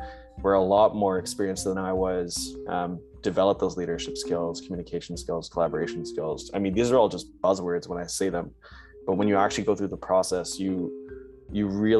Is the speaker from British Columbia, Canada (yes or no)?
no; Brampton, Ontario, Canada; I'm from Brampton, Ontario. I did my high school and studies in the GTA